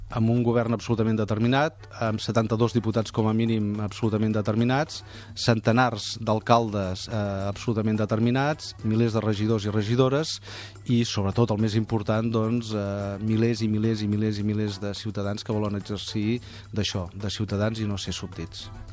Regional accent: Parets del Vallès, Catalonia, Spain; Parets té una cosa que no té cap altre poble del món, que és que és on he nascut, eh, on he crescut, on visc

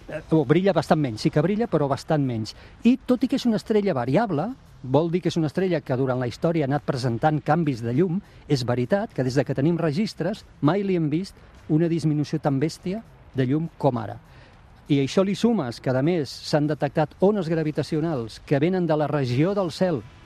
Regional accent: Tarragona, Catalonia, Spain; jo sóc de Tarragona, nascut a Tarragona

